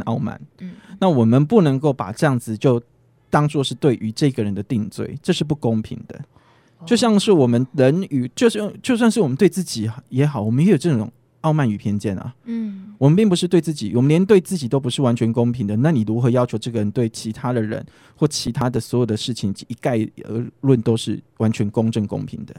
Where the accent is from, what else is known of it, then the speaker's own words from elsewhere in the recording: southern Taiwan, Taiwan; moved away; also born or lived in Taipei; 因为我是长，南部家庭长大的